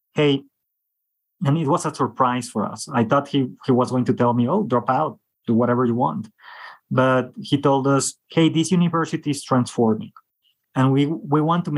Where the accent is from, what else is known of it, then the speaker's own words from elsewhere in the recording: Mexico; I'm from Mexico